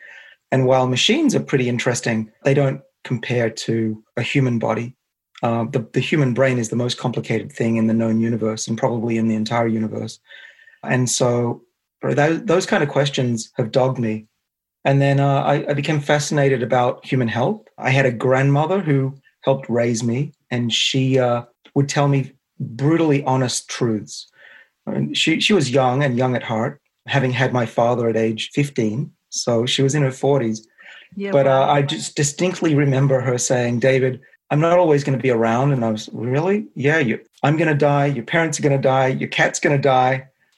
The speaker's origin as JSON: {"language": "English", "country": "Australia", "accent": "Australian", "moved": "yes", "lives_now": "United States", "said": "I can use my Australian accent with you guys."}